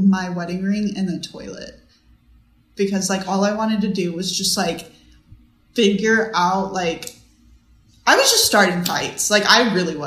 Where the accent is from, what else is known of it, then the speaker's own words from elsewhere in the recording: Texas, United States; moved away as an adult; now in Virginia, United States; I moved from Texas to Virginia.